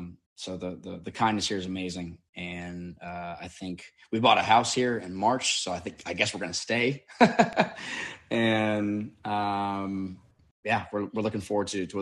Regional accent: Chandler, Arizona, United States; moved away as an adult; now in Nashville, United States; I love growing up in Arizona. I was a fourth generation native. So my whole family was there. I mean, my great grandfather was the mayor of Chandler, which is pretty much right where I was born.

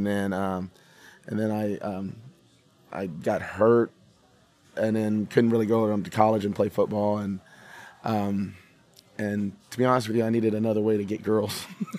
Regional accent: Odessa, Texas, United States; moved away as an adult; also born or lived in Nashville; now in Key West, United States; I grew up in Odessa, Texas.

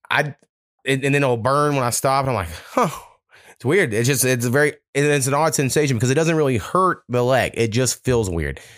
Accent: Waurika, Oklahoma, United States; moved away; the people that still stay in Waurika, uh, even our family members and stuff, uh, and that's my hometown

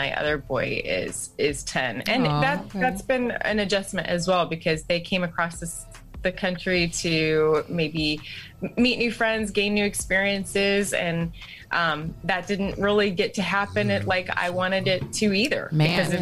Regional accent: Toledo, Ohio, United States; moved away as an adult; my family's from there. My friends are from there. It's my hometown

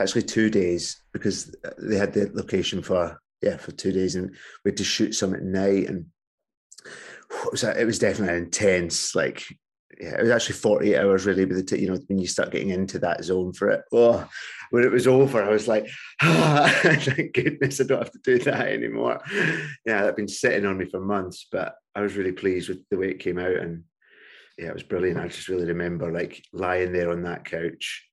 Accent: Hamilton, Scotland, United Kingdom; moved away as an adult; also born or lived in Cumbernauld / Liverpool; now in London, United Kingdom; we moved to another suburb called Hamilton, which is just outside, yeah, Glasgow, and that feels like my hometown more because that was, uh, my adolescence and formative years

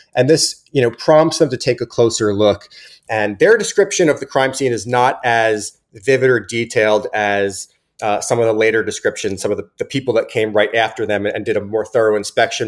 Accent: New Jersey, United States; also born or lived in New Brunswick, New Jersey; I'm, I'm from New, from New Jersey.

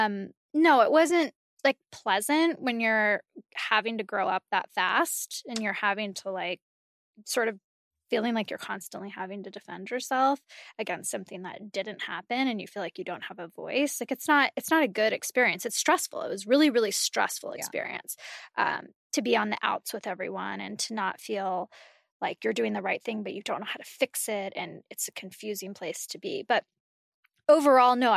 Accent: California, United States; I'm from California

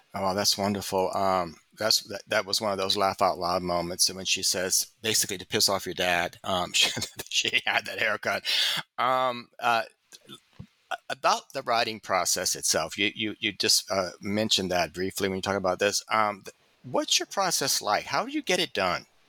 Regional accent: the South, United States; I'm a reader from the South

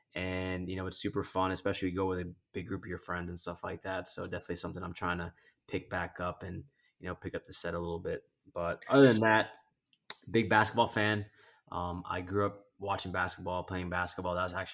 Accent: Philippines; I'm Filipino, so okay. I guess you can add a little bit of the Hispanic flair to it if you'd like.

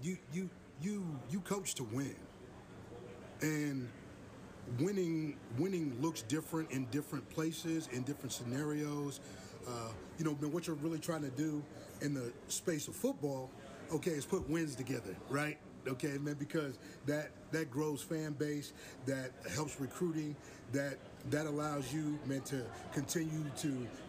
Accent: West Coast, United States; moved away; also born or lived in Southeastern United States; I grew up on the West Coast

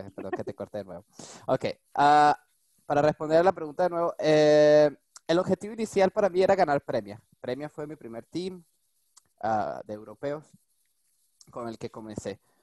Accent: Venezuela; now in France; yo soy venezolano. nací en Venezuela.

